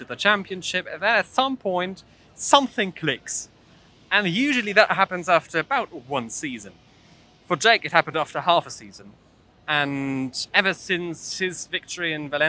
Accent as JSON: {"language": "English", "country": "Germany", "said": "I'm from Germany"}